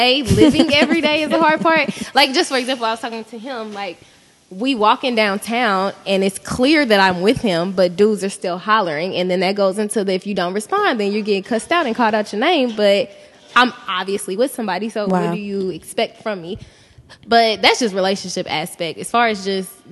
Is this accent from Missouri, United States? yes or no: yes; Kansas City, Missouri, United States; I am from Kansas City, Missouri